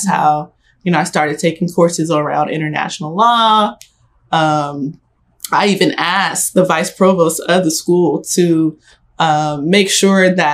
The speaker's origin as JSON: {"language": "English", "town": "Los Angeles", "region": "California", "country": "United States", "tie": "born or raised there", "said": "I grew up in South Central LA."}